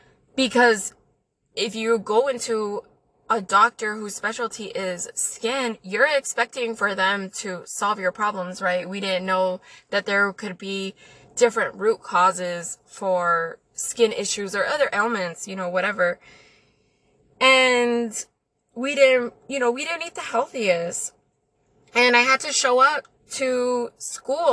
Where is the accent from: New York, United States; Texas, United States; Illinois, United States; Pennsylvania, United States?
Texas, United States; El Paso; I'm from El Paso. Okay, so my family is mainly Mexican. We grew up by the border